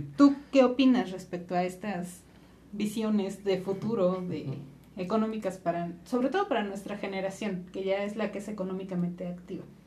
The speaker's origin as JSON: {"language": "Spanish", "country": "Mexico", "said": "los mexicanos"}